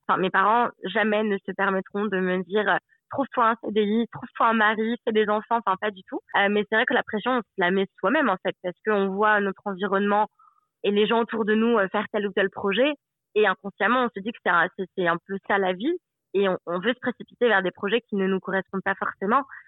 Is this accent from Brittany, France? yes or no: no; Aix-les-Bains, Auvergne-Rhône-Alpes, France; moved away as an adult; also born or lived in Annecy; now in New Zealand; je suis née à Annecy, qui est en Haute-Savoie, et après, j'ai grandi à Aix-les-Bains, qui est en Savoie